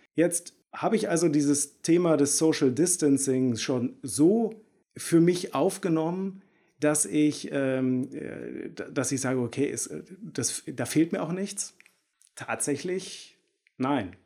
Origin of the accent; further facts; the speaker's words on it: Bielefeld, North Rhine-Westphalia, Germany; Ich komme aus Bielefeld